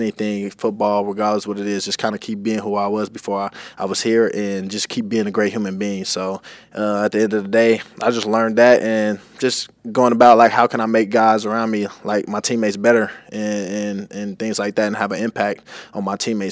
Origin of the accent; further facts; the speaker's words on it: Kansas City, Missouri, United States; now in Tampa, United States; I'm from Kansas City